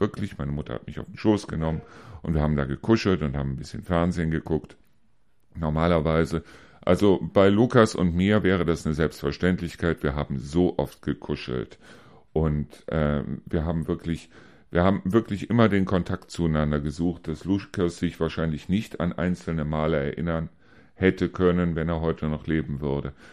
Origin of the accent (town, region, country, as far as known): Neuss, North Rhine-Westphalia, Germany